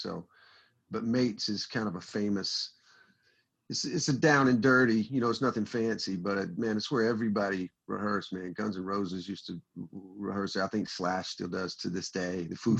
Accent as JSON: {"language": "English", "region": "Alabama", "country": "United States", "moved": "as an adult", "lives_now": "Nashville, United States", "said": "I'm from Alabama, but we've been in Nashville since 2013."}